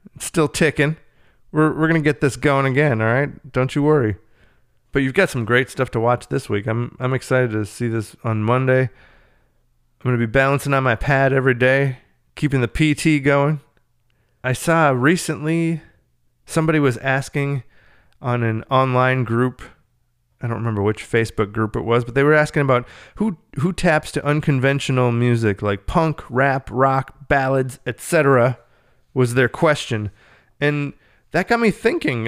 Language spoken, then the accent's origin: English; Minnesota, United States; I'm from Minnesota